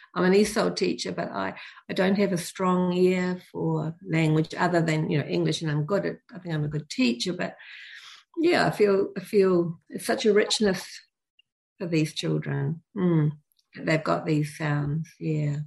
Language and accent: English; New Zealand; we as Kiwi parents